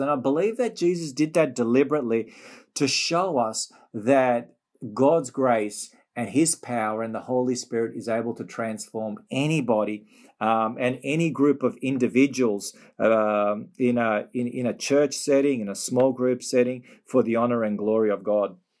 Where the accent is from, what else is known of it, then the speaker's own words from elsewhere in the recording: Melbourne, Victoria, Australia; Melbourne, my hometown.